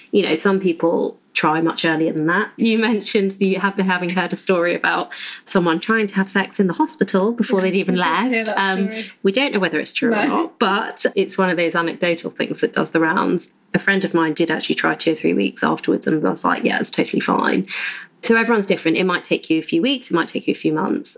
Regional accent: United Kingdom; we are British mostly.

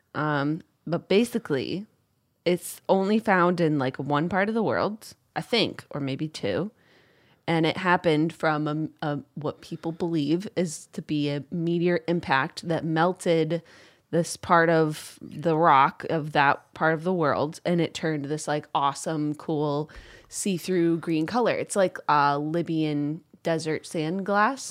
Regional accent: upstate New York, United States; I grew up in Upsa-, upstate New York

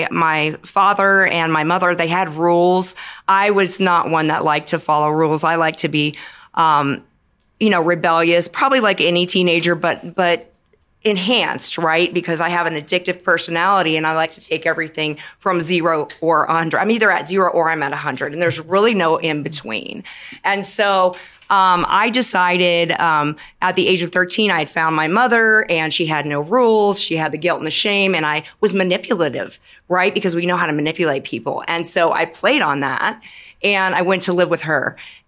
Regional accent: California, United States; also born or lived in the South / Washington State; now in Denver, United States; I come from a military family. So I grew up in California.

